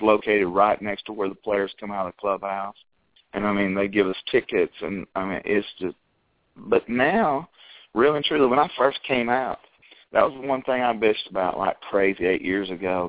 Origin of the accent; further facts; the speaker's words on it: Chattanooga, Tennessee, United States; We live here now back in Chattanooga